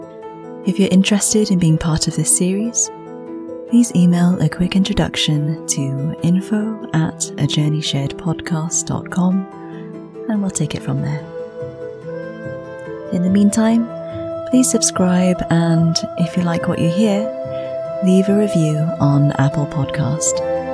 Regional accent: United Kingdom; as a British Southeast Asian woman

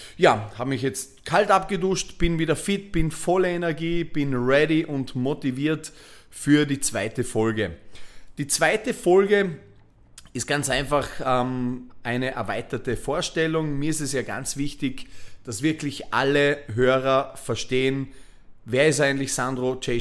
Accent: Bregenz, Vorarlberg, Austria; moved away as an adult; also born or lived in Voitsberg, Styria / Vienna; habe Vorarlberg, meine, meine Geburtsstadt Bregenz, verlassen

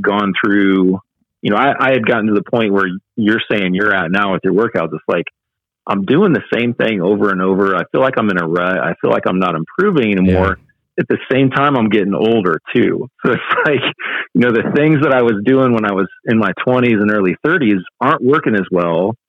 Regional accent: small town Indiana, United States; moved away as an adult; also born or lived in Chicago suburbs, Illinois; we decided to make the jump and move back to small town Indiana from the Chicago suburbs

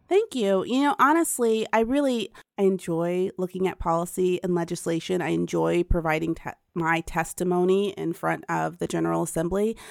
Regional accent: Pickerington, Ohio, United States; also born or lived in Bronx, New York; shortly after we moved to Pickerington, Ohio, when there was literally nothing there but cornfields

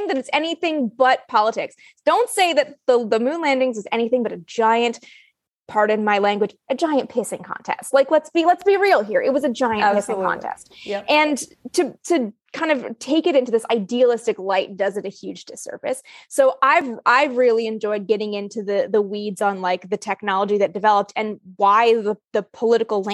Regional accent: Canada; I'm from Canada

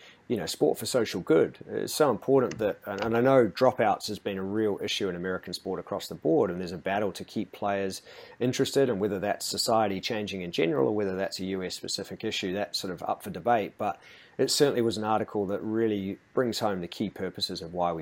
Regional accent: New Zealand; also born or lived in England; now in Australia; as a Kiwi

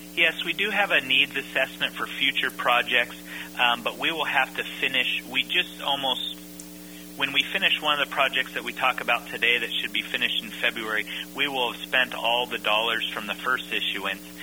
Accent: Napa, California, United States; I grew up in in Napa

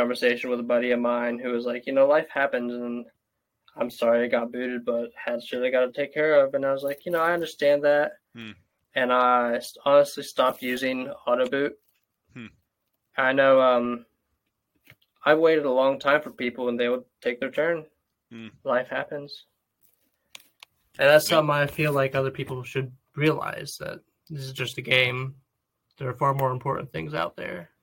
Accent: United States; I'm an American

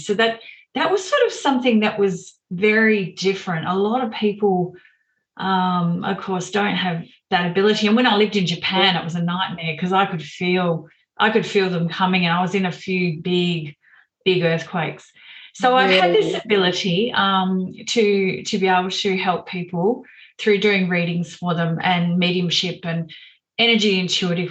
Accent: Melbourne, Victoria, Australia; when I was growing up in Melbourne

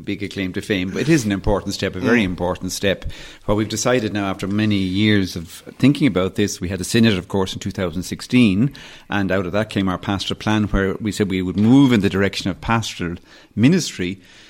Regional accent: Dublin, Leinster, Ireland; also born or lived in West Kerry; example from West Kerry, where my parents are from, and where I suppose in many ways grew up, partly as I grew up in Dublin, but we spent a lot of time in West Kerry.

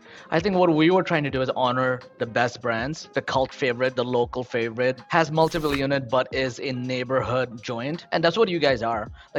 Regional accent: Queens, New York, United States; moved away; I grew up near Queensbridge. I ran to Queensbridge every day. I grew up in the projects since I've been an immigrant since 15, wow, and then worked my way up. But I grew up right next to where … is.

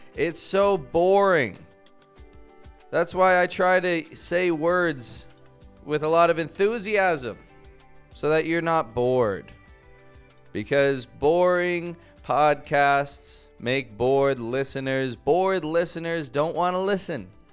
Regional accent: Toronto, Ontario, Canada; now in Mexico; I'm from Toronto, from Canada

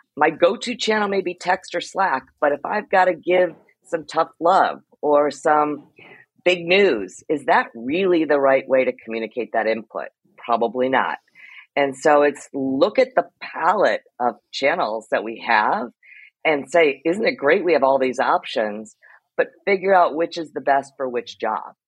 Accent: Ohio, United States; moved away as an adult; also born or lived in Iowa / New Zealand / New York; I'm a Midwestern girl by heart. I was born in Iowa, grew up in Ohio

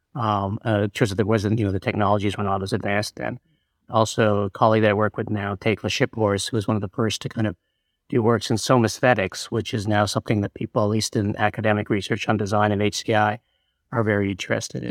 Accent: Canada; moved away; also born or lived in New York; I moved to, back to Canada, because I'm originally Canadian

